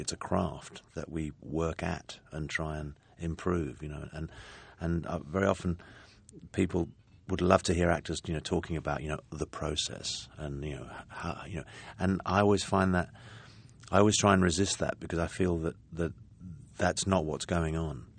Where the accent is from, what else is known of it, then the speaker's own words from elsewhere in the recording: London, United Kingdom; I come from a working class family in London and I had a very good education and I know what kind of impact that has on my accent.